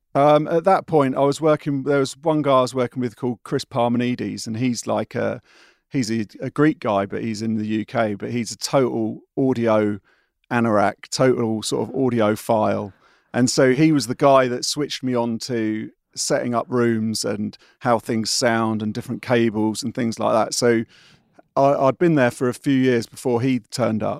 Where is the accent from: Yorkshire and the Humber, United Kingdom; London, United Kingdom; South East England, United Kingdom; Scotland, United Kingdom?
South East England, United Kingdom; Windsor; I'm a Windsor boy, uh, not far from where I am now